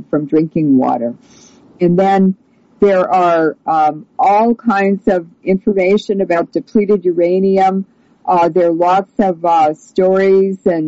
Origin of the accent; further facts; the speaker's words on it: United States; as an American